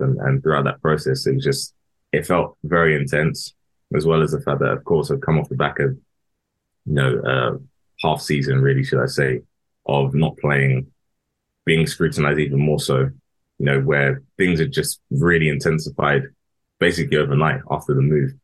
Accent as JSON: {"language": "English", "town": "Harrow", "region": "London", "country": "United Kingdom", "tie": "born or raised there", "said": "I'm from Harrow. I grew up in Harrow"}